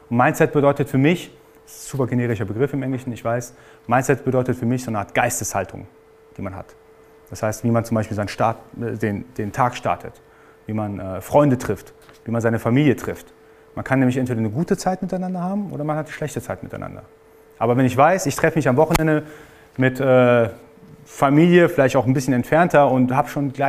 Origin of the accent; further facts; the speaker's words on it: Iran; Also ich bin gebürtiger Iraner, ist nicht so, dass ich jetzt alles mitbekommen habe, sondern ich musste tatsächlich auch dafür arbeiten.